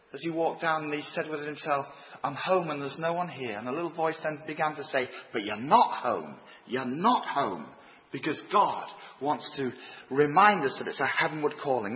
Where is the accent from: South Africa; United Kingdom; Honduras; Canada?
United Kingdom; Leeds, Yorkshire and the Humber; moved away as an adult; now in Ireland; Although I've lived in Ireland for 34 years, I grew up in Leeds.